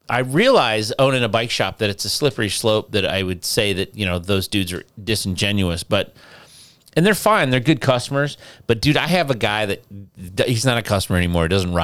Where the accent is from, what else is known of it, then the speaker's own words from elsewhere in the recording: Detroit, Michigan, United States; moved away; I'm from Detroit.